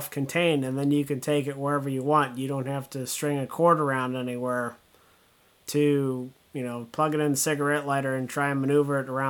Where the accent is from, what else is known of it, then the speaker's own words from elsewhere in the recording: Southern California, United States; when I was a kid growing up in Southern California